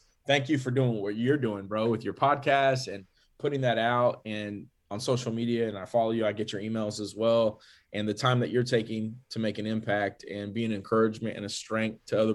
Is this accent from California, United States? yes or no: yes; California, United States; also born or lived in McAllen, Texas; raised in California from a, you know, very young age, like even just before my first birthday